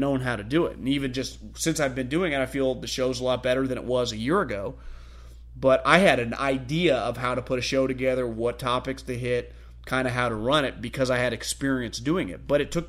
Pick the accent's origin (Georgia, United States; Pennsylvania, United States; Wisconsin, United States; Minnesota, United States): Georgia, United States; Atlanta; I'm from Atlanta and have seen how good Shanahan is as an offensive coordinator.